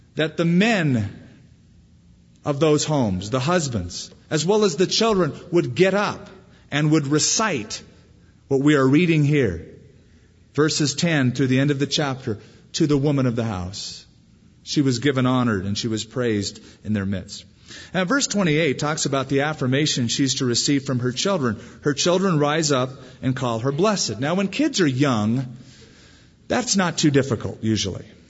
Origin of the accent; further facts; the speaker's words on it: California, United States; now in Albuquerque, United States; I come from California where we've never even heard of the word manners